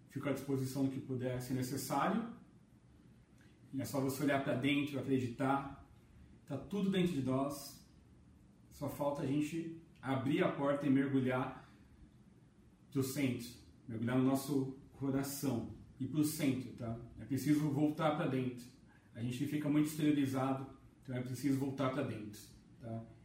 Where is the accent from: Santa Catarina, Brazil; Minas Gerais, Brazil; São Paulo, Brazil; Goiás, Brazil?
São Paulo, Brazil; Jundiaí; eu sou aqui de Jundiaí.